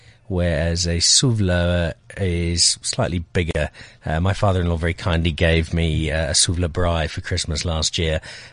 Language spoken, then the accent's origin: English; Zimbabwe; also born or lived in Belfast, Northern Ireland; From there to what was then a fairly newly independent Zimbabwe. At the age of four.